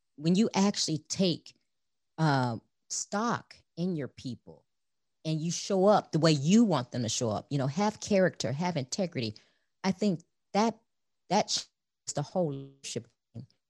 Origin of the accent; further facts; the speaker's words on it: Chicago, Illinois, United States; I grew up in Chicago, the youngest of four children